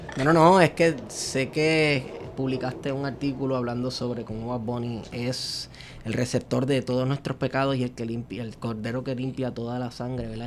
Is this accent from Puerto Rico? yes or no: yes; Puerto Rico; cuando aquí estamos todavía definiendo qué somos aquí en Puerto Rico.